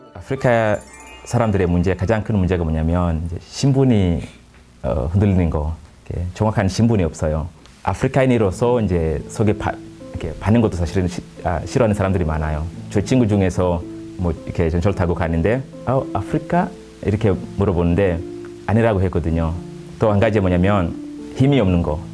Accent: Kenya; Korean is a second language; moved away; 우리 아, 케냐 사람들은

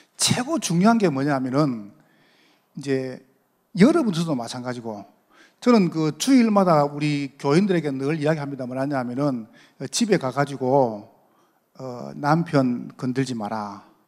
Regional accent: Busan, South Korea; accent: Gyeongsang dialect; moved away as an adult; 제가 저 경상도서 왔습니다. 부산에서 오래 살다 왔거든요

